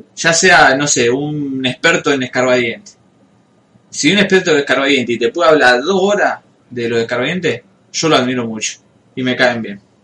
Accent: Rosario, Santa Fe, Argentina; como rosarino no lo escuchamos. Pero supuestamente no pronunciamos las S al final

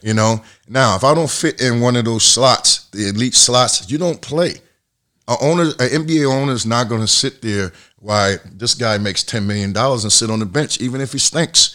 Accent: Atlantic City, New Jersey, United States; moved away as an adult; also born or lived in Massachusetts / Spain; growing up in Atlantic City

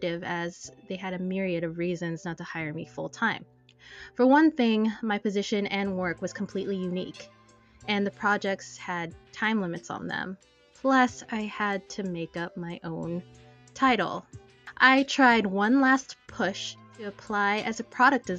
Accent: United States; I am Filipino-American.

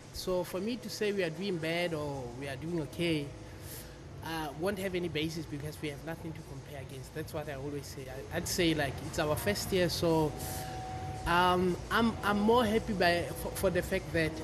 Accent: Free State, South Africa; now in Cape Town, South Africa; I'm based in Cape Town, original from Central South Africa. I'm from the Free State.

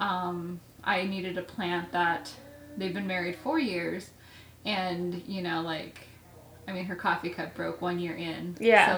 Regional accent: Midwest, United States; I grew up in the Midwest

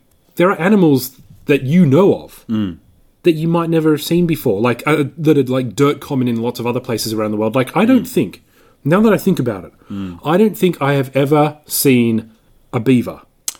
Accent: Australia; just being an Australian, like natural things that happen to us as Australians.

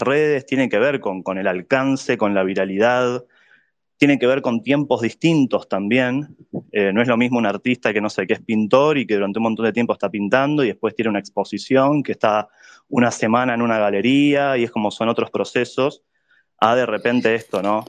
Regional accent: Buenos Aires, Argentina; yo soy de Buenos Aires también.

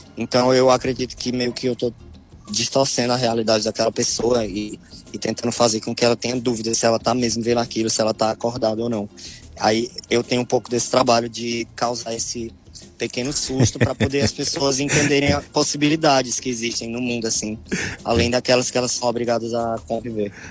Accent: Piauí, Brazil; also born or lived in Ceará; now in Fortaleza, Brazil; do Piauí o que eu trouxe foi a história que eu vivi lá

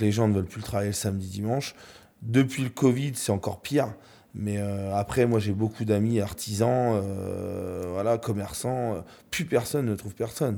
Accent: the North, Hauts-de-France, France; now in Normandy, France; je suis du Nord

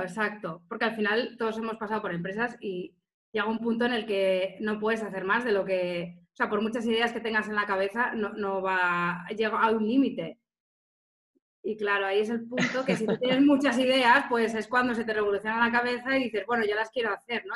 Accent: Salamanca, Castile and León, Spain; moved away as an adult; also born or lived in Barcelona / Tenerife / Gran Canaria / Lanzarote; now in Mallorca, Spain; yo nací y estudié en Salamanca

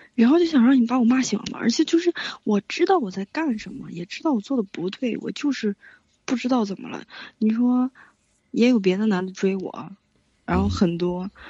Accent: Chengde, Hebei, China; 我是河北承德的

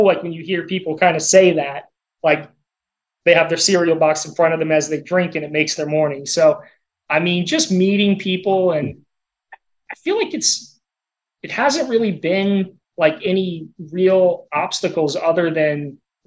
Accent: Altamonte Springs, Florida, United States; moved away; we're from Orlando, small world, but yeah, grew up in Altamont Springs

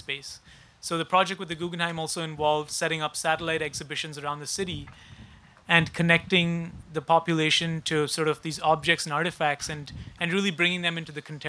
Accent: Mumbai, Maharashtra, India; now in Canada; I'm from Mumbai originally, and so a settler on unknown lands.

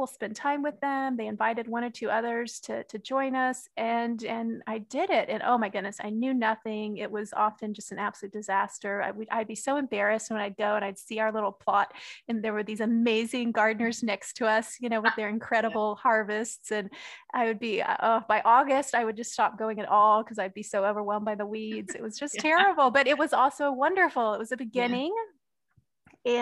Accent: Texas, United States; I grew up in Texas, and my father was a gardener

